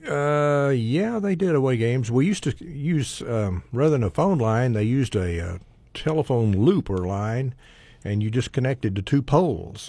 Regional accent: Altus, Oklahoma, United States; I'm an Oklahoman. I was born in Altus.

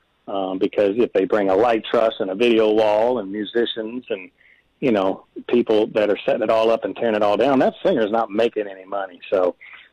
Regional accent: Owensboro, Kentucky, United States; moved away as an adult; also born or lived in Alabama; now in Nashville, United States; I hadn't been to Owensboro in a long time, even though it's my hometown

